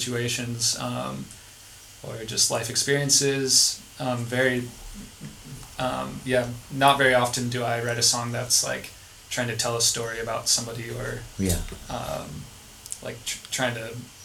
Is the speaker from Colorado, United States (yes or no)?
yes; Colorado, United States; now in California, United States; I grew up in Colorado